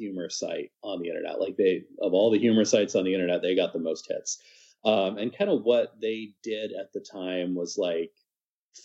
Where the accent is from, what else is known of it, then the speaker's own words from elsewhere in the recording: Lincoln, Nebraska, United States; moved away as an adult; also born or lived in Fall River, Massachusetts / Tulsa, Oklahoma; now in Madison, United States; Raised primarily in Lincoln, Nebraska